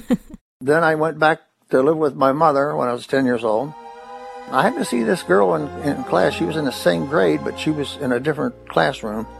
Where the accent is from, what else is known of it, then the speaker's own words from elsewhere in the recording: Corbin, Kentucky, United States; I was born in Corbin, Kentucky on August the 8th, 1939.